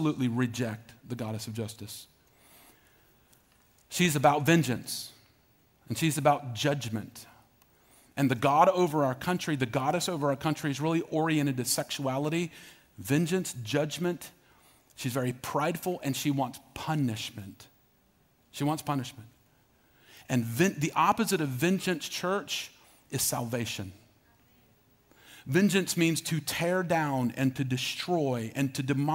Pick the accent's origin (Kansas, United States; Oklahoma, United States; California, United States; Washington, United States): Oklahoma, United States; Norman; moved away; I grew up in Norman, Oklahoma.